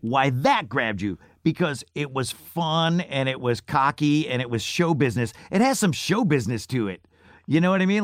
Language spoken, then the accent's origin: English; Syracuse, New York, United States; moved away; I grew up in Syracuse, New York.